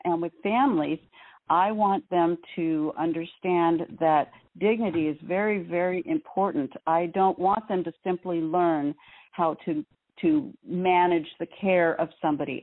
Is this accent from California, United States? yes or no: yes; Southern California, United States; we grew up in SoCal in the 70s, which was hot as blazes.